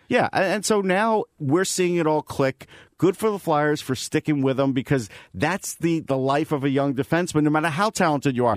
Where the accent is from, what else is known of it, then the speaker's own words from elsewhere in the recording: Long Island, New York, United States; moved away; I'm from Long Island. I spent over twenty years there.